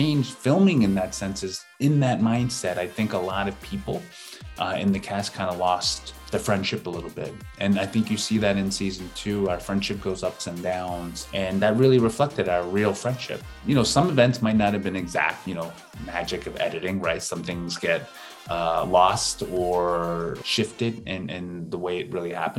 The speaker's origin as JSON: {"language": "English", "country": "United States", "tie": "born or raised there", "said": "an Asian male growing up in America"}